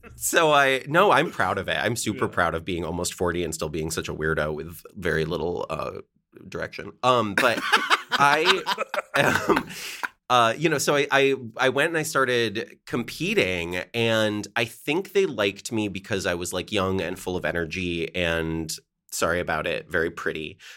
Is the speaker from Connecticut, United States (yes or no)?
yes; Connecticut, United States; moved away as an adult; also born or lived in Chicago / Seattle; I grew up in Connecticut